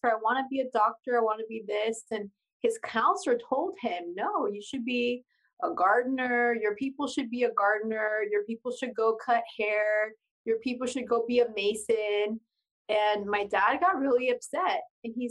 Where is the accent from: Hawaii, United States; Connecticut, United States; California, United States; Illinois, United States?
California, United States; Pasadena; first language Spanish; English is a second language; also born or lived in El Sereno, Los Angeles; So, I was actually born in Pasadena, California.